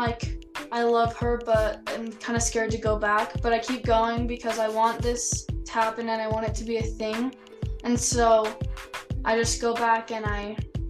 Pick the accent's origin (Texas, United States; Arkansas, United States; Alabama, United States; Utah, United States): Utah, United States; Orem; I'm 15. I'm from Orem, Utah.